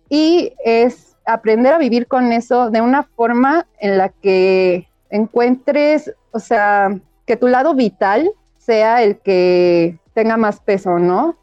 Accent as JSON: {"language": "Spanish", "area": "Chilanga", "region": "Mexico City", "country": "Mexico", "said": "No soy tan buena chilanga, pero mira, por definición lo soy"}